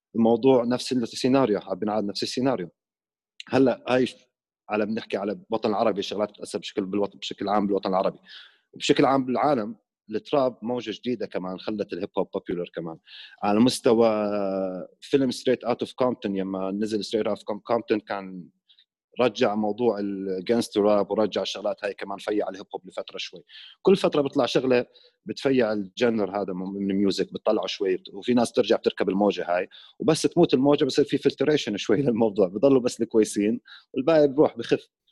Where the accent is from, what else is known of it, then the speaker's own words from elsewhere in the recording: Iraq; moved away as an adult; also born or lived in Jordan / Sweden; now in Amman, Jordan; انا بالاصل بالاصل مو عراقي اصلي اصل سوري مولود